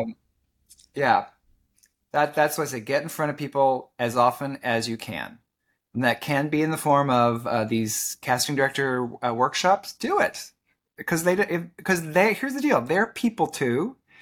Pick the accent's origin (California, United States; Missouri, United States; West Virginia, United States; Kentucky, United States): Kentucky, United States; moved away as an adult; now in Orlando, United States; Kentucky, my home state